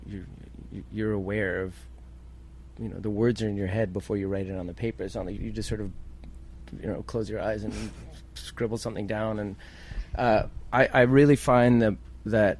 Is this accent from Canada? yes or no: yes; Canada